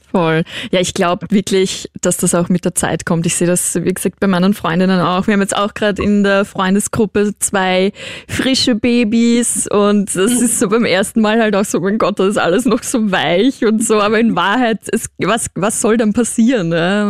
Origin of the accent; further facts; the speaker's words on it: Vienna, Austria; accent: Viennese; ich bin Wienerin